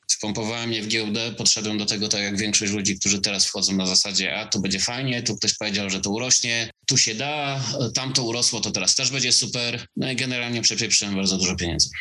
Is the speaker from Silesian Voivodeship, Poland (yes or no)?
yes; Silesian Voivodeship, Poland; also born or lived in England; jestem gdzieś tam ze Śląska